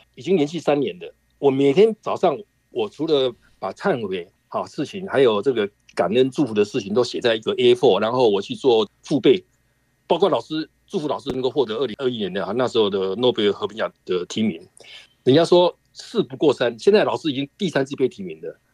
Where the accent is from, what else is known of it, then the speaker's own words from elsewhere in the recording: Sanxia, New Taipei, Taiwan; 我是来自台湾台北三峡的